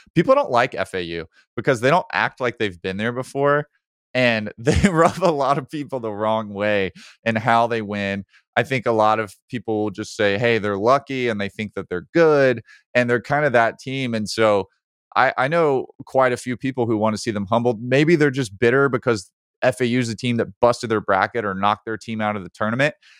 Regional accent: Birmingham, Alabama, United States; I grew up in Birmingham

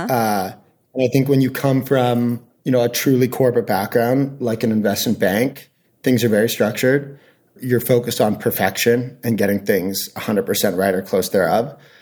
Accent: Canada; moved away as an adult; also born or lived in Hong Kong / New York / San Francisco; I'm from Canada originally

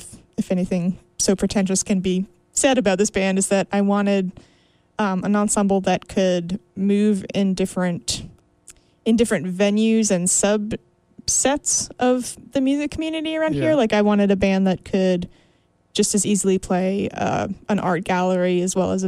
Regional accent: Canada; I'm Canadian

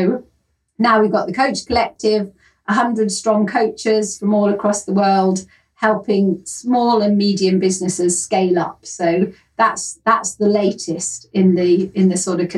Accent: Yorkshire and the Humber, United Kingdom; accent: Yorkshire; But originally I come from Yorkshire in the north of England, which is really where my heart is. Sorry, Kent.

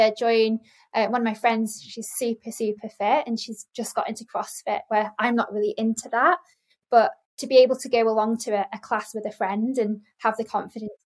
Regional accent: Lake District, North West England, United Kingdom; I'm from the Lake District, and I used to live on Lake Windermere as a child. So I'm a water baby, beautiful place to be brought up

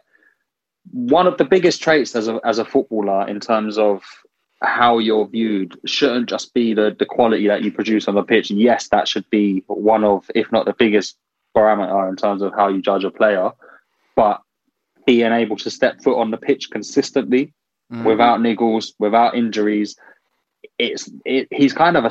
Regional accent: Ireland; I'm Irish

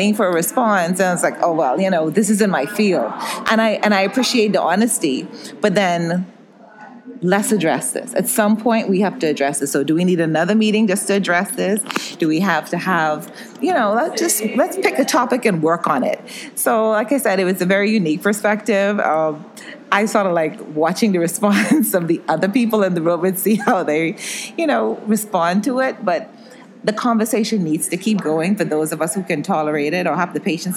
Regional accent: Bahamas; I'm from the Bahamas, and it's predominantly African descent population

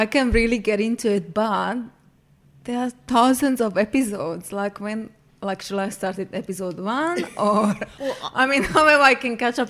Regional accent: Slovakia; moved away as an adult; now in Australia; I'm born in Slovakia, but I'm Hungarian. My family is Hungarian. The little village I'm from is Hungarian, so consider myself Hungarian too. And lived there since I was a baby and moved out when I was 19 years old.

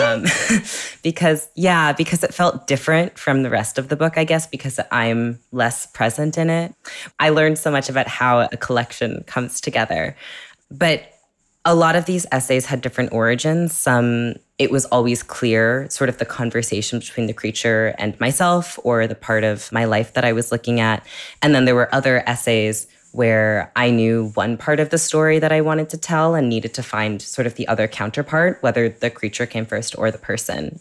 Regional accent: California, United States; I grew up in California

